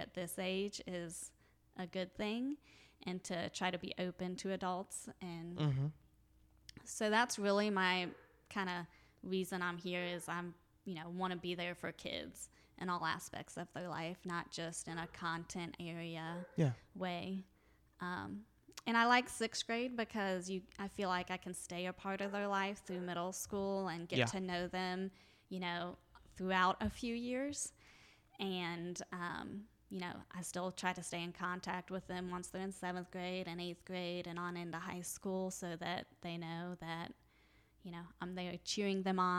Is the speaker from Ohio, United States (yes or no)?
yes; Ohio, United States; So, when I am actually from Ohio.